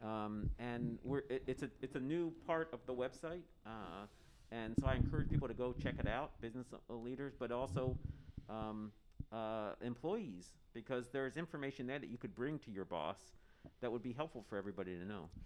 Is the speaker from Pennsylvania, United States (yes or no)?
yes; Harrisburg, Pennsylvania, United States; now in Santa Cruz, United States; I grew up in Harrisburg, Pennsylvania